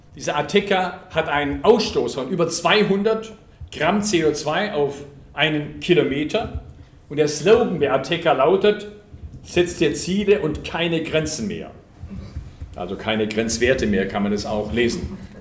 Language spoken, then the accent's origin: German; Lake Constance, Swabia, Baden-Württemberg, Germany; accent: Swabian; ich bin Schwabe, ich hoffe, man hört es nicht. Ich komme vom Bodensee, Süddeutschland